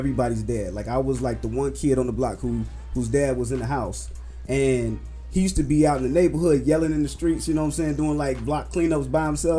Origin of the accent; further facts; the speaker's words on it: Chicago, Illinois, United States; I grew up in West Englewood